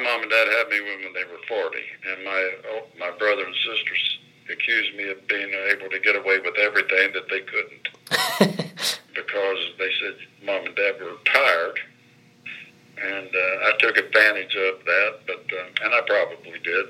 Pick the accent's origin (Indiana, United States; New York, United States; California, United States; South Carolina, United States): Indiana, United States; Bedford; born or raised there